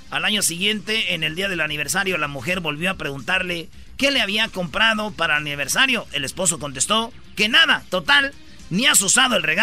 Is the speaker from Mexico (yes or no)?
yes; Jiquilpan, Michoacán, Mexico; mañana es el 20 de noviembre, eh, aquí en mi pueblo Quiquilpan, las fiestas más grandes. Y déjame decirte que aquí donde nació Lázaro Cárdenas